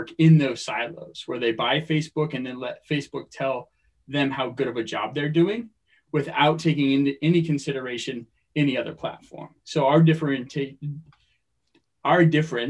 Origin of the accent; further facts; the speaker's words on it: Phoenix, Arizona, United States; moved away as an adult; also born or lived in Stillwater, Oklahoma / California; now in Long Beach, United States; I grew up in Phoenix, Arizona